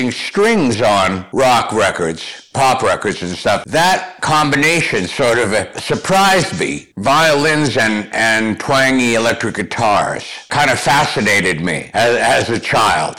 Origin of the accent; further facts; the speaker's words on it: Thunder Bay, Ontario, Canada; also born or lived in Toronto; now in United States; I was born in Toronto, raised in Thunder Bay, Ontario, Canada